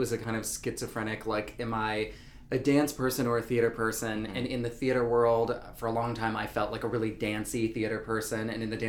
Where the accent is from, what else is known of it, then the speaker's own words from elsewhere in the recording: near Asheville, North Carolina, United States; I'm from North Carolina and near Asheville.